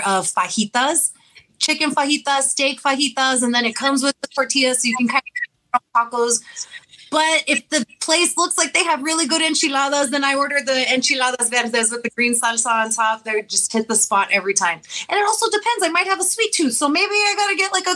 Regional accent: La Feria, Texas, United States; So I attended elementary and middle school in my first year of high school in La Feria

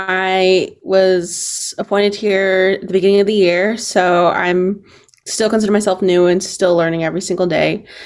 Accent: Lawrence, Kansas, United States; bringing that Indigenous voice, I was born and raised here in Lawrence, grew up on the southeast side of Lawrence, which I feel like is an underrepresented population and voice here in the city of Lawrence

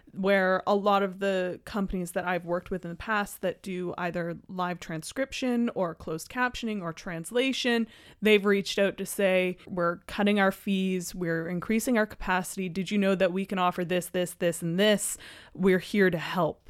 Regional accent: Halifax, Nova Scotia, Canada; moved away; I'm, I'm from Halifax

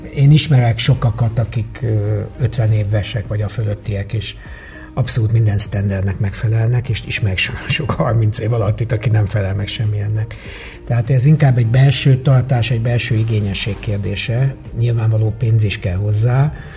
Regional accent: Hungary

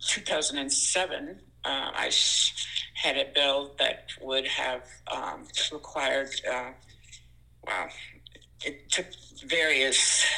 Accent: Ireland; also born or lived in Boston, United States / Portland, Maine, United States; now in Lewiston, United States; I'm an immigrant from Ireland, and I lived in Boston

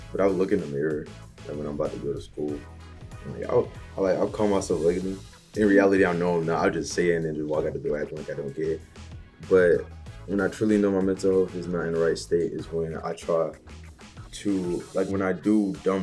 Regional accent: Atlanta, Georgia, United States; now in Lithonia, United States; currently I live in Lithonia, Georgia, but I'm from Atlanta.

